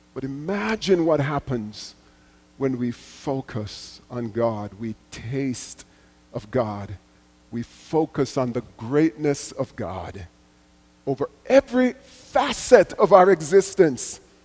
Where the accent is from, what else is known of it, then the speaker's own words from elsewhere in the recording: Jamaica; as a little boy growing up in Jamaica, going to church with my mother